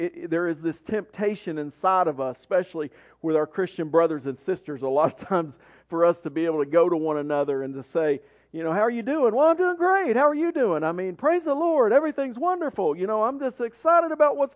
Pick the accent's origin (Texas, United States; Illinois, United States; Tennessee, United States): Tennessee, United States; Maryville; Maryville when I grew up there